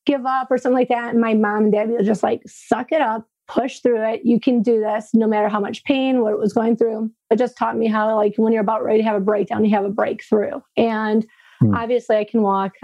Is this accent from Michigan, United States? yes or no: yes; Frankenmuth, Michigan, United States